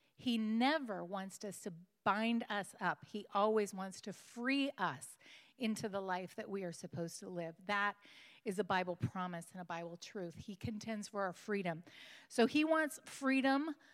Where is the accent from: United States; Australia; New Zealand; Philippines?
United States; West Coast; moved away; I came from the West Coast